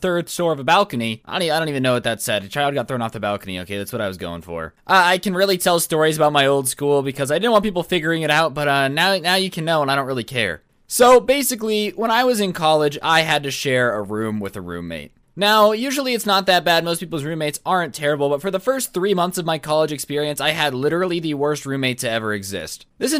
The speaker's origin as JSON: {"language": "English", "country": "South Korea", "second_language": "English", "moved": "yes", "said": "I'm here for the summer since I'm from Korea."}